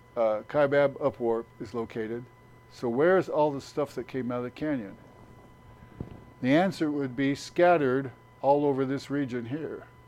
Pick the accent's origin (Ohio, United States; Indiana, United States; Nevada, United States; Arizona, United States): Arizona, United States; Phoenix; As a kid, I grew up in the Phoenix area